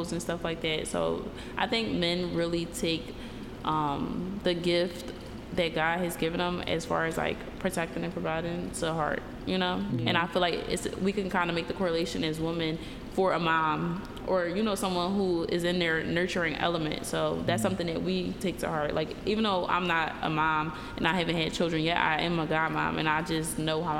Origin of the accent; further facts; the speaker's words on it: Philadelphia, Pennsylvania, United States; I'm from Philly